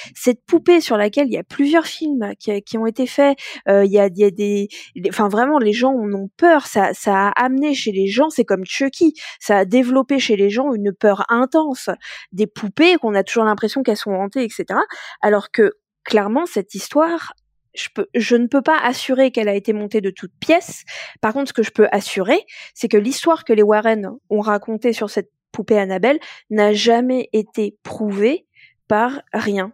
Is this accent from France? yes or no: yes; France; nous, en tant que Français, Françaises